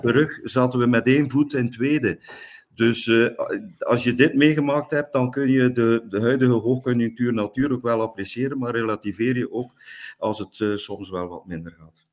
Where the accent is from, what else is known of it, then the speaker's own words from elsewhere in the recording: Langemark, Flanders, Belgium; ik ben afkomstig van Langemark, op 9 kilometer van Ieper